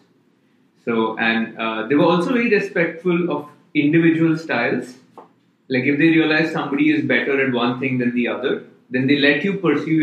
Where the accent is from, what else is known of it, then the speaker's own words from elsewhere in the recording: India; moved away; I'm originally from India